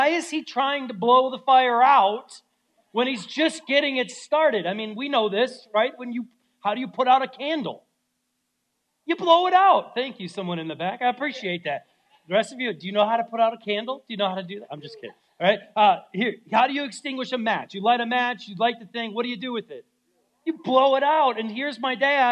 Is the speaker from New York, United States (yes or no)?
no; Minnesota, United States; moved away; growing up in Minnesota could be harsh in the winter times